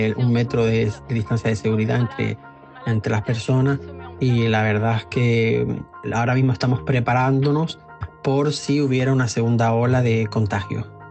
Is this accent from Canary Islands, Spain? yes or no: yes; Canary Islands, Spain; moved away as an adult; now in Paris, France; soy español de las Islas Canarias y llevo en Francia desde hace nueve años